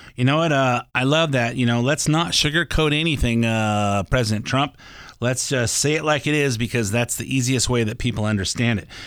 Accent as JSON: {"language": "English", "country": "United States", "said": "as an American, as a taxpayer"}